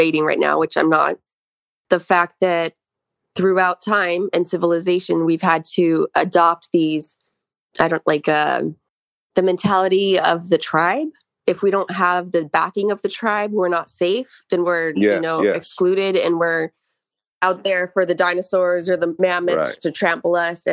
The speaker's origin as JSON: {"language": "English", "town": "La Verne", "region": "California", "country": "United States", "tie": "born or raised there", "said": "my hometown of Laverne because it was a sleepy little city"}